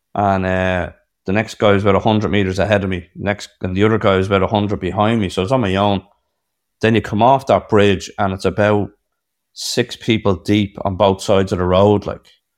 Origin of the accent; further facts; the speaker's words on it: Ireland; I'm in New York, I'm an Irish man